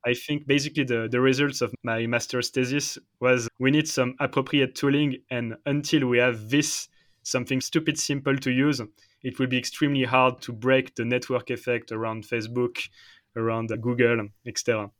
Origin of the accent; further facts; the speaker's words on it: Paris, Île-de-France, France; English is a second language; moved away as an adult; now in Switzerland; I'm French. I'm from Paris. But now I'm in Switzerland